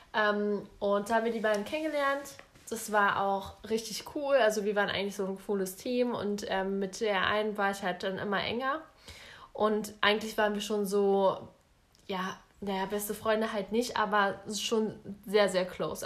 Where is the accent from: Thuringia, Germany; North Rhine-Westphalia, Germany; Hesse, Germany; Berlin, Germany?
Berlin, Germany; bei uns in Berlin